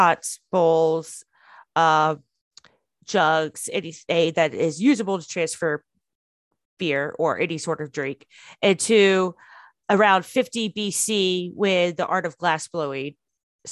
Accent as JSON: {"language": "English", "country": "United States", "said": "I'm American"}